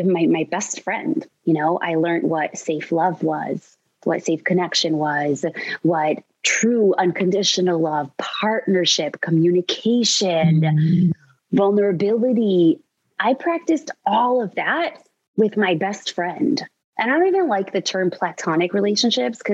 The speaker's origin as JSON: {"language": "English", "town": "New York City", "region": "New York", "country": "United States", "tie": "born or raised there", "said": "I grew up in New York City"}